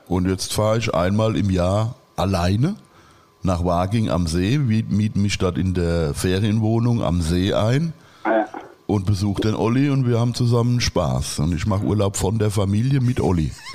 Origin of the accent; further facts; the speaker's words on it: Worms, Rhineland-Palatinate, Germany; ist Worms, Worms am Rhein